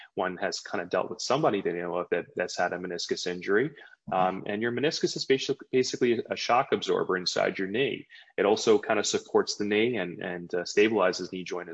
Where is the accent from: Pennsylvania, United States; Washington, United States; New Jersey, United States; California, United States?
New Jersey, United States; also born or lived in Maryland; I was actually born and raised in New Jersey. I'm a Jersey boy